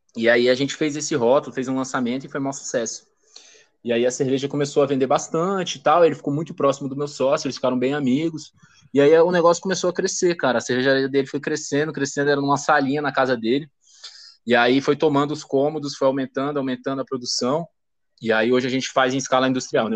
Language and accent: Portuguese; Brasília, Federal District, Brazil; Sou de Brasília